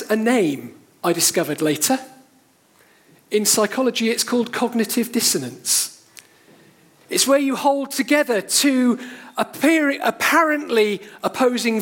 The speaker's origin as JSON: {"language": "English", "town": "Cheltenham", "region": "South West England", "country": "United Kingdom", "tie": "born or raised there", "moved": "yes", "lives_now": "Sevenoaks, United Kingdom", "said": "I grew up in Cheltenham, I now live in Sevenoaks"}